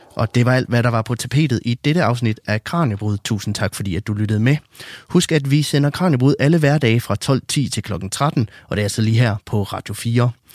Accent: West Jutland, Central Denmark Region, Denmark; jeg kommer selv fra Vestjylland

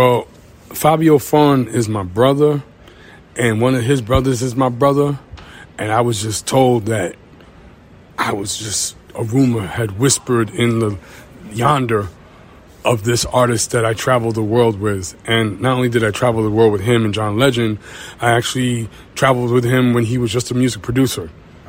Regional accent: New York, United States; I'm from Suffolk County, Long Island, so I like the fact that we're a little bit closer when we're actually in New York City.

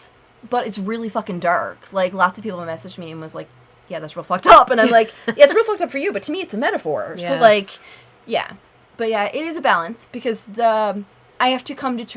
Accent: Newfoundland and Labrador, Canada; moved away as an adult; I'm from Newfoundland.

